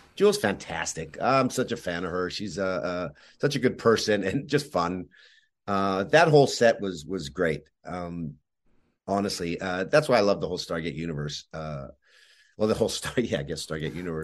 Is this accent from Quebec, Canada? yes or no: yes; Montreal, Quebec, Canada; even though I was born in Montreal, everybody else in my family was born in, in Yugoslavia.